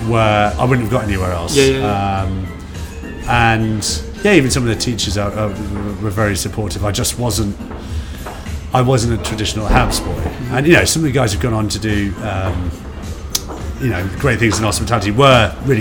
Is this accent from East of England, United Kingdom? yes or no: no; London, United Kingdom; I'm originally from London.